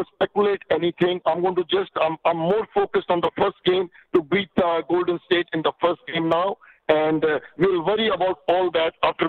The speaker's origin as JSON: {"language": "English", "country": "India", "moved": "yes", "lives_now": "Canada", "said": "Well, you know, I came here in 84 from India, and for the first few years, for the first little time, I struggled"}